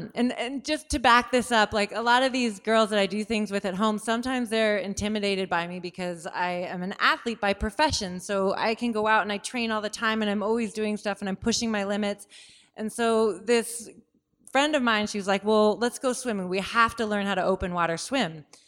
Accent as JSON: {"language": "English", "town": "Seattle", "region": "Washington", "country": "United States", "tie": "born or raised there", "said": "And I grew up in Seattle. I'd spent my whole life in the water, but I'd never actually swam anywhere."}